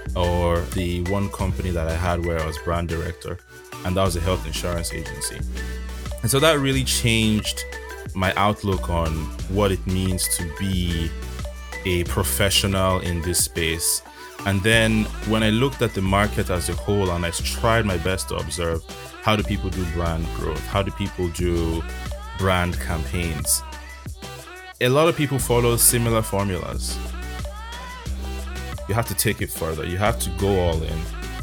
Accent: Nigeria; as a Nigerian

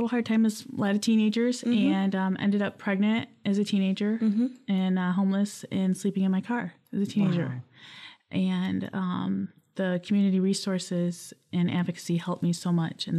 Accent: Lansing, Michigan, United States; also born or lived in Battle Creek, Michigan / Waverly, Michigan; I was born in Battle Creek, but I grew up here in Lansing. I've been here since a toddler.

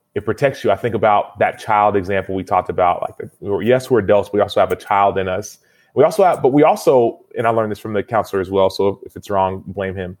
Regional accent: United States; I was born in America

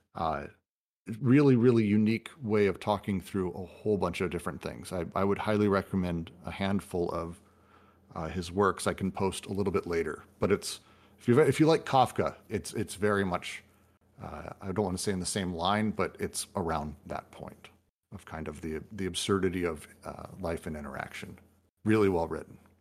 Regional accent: United States; I'm American

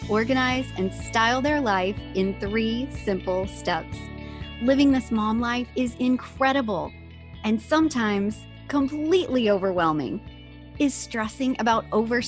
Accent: Tennessee, United States; moved away; I am back from Tennessee. I'm curious if it's going to sound like my accent is back in full force

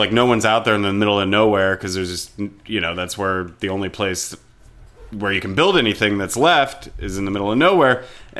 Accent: Florida, United States; growing up in Florida

